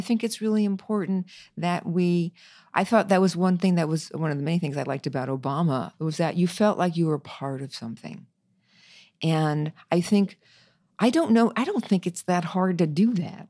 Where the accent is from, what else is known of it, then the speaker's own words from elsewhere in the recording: New York, United States; I'm a New Yorker, so I love New York